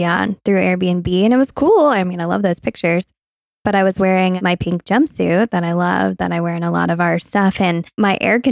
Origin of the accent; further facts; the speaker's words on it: Vermont, United States; now in Louisville, United States; I was born in Vermont